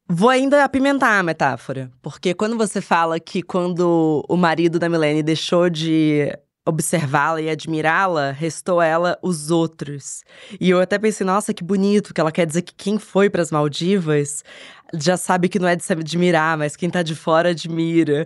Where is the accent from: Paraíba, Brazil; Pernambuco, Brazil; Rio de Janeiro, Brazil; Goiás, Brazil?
Rio de Janeiro, Brazil; moved away as an adult; now in São Paulo, Brazil; nasci em São Paulo, eu mudei pro Rio de Janeiro quando eu tinha dez anos